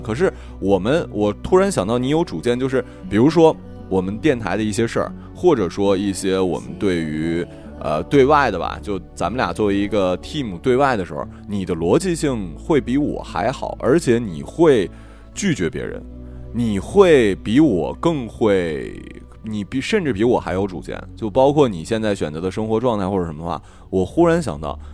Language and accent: Chinese; Northeast China, China; 我是东北人